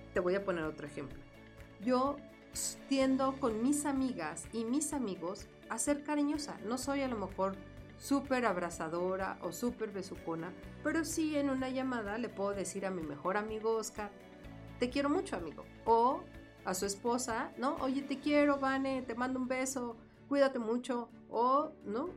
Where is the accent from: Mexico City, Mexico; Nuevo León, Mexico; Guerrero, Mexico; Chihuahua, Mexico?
Mexico City, Mexico; para nosotros el decir fresa en la Ciudad de México